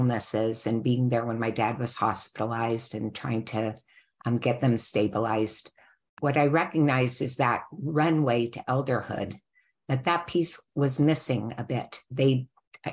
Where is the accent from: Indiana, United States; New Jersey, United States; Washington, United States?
Washington, United States; Seattle; moved away as an adult; also born or lived in California; I grew up in Seattle, Washington.